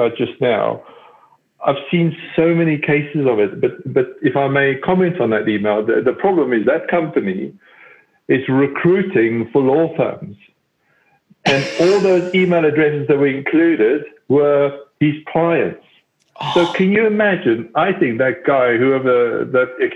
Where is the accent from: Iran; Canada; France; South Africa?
South Africa; now in United Kingdom; I am South African.